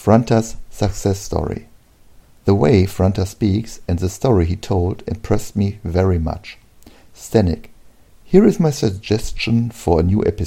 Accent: Germany; English is a second language; I'm from Germany.

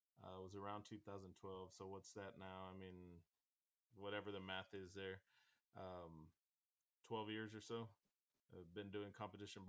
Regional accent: Weslaco, Texas, United States; We opened up our first butcher shop here in my hometown of Weslaco, Texas

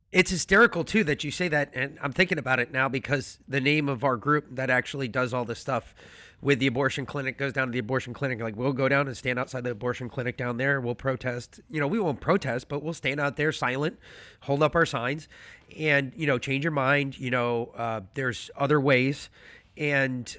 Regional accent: New York City, New York, United States; I grew up in New York City

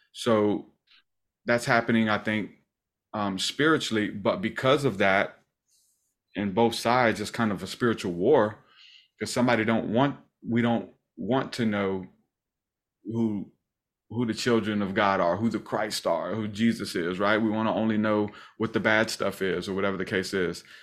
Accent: the South, United States; We're from the South

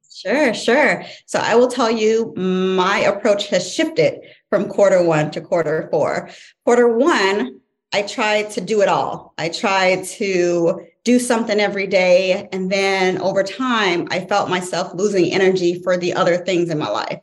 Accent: St. Louis, Missouri, United States; moved away as an adult; now in Virginia, United States; born and raised in St. Louis, Missouri. Uh, Virginia came became home in 2012.

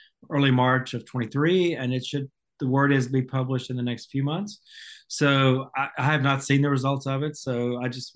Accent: the South, United States; also born or lived in Seattle, Washington / Savannah, Georgia; I'm a Southerner by birth and most of my adult life in the South

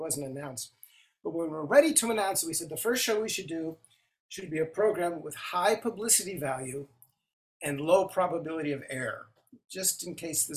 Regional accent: Los Angeles, California, United States; moved away; also born or lived in Washington, D.C. area, Virginia; I grew up in Los Angeles

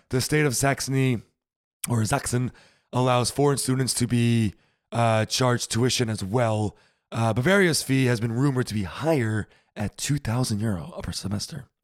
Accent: United States; now in Germany; as an American living here

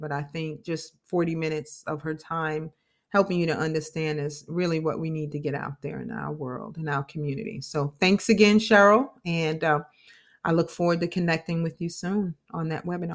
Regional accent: New York, United States; now in Florida, United States; I'm from New York

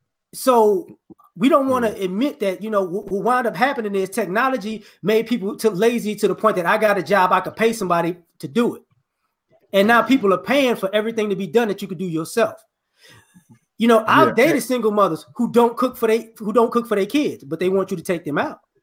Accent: New Orleans, Louisiana, United States; born there; Like I said before, I was born in New Orleans.

